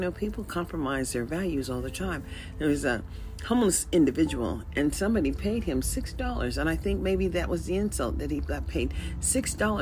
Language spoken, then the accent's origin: English; United States; as an American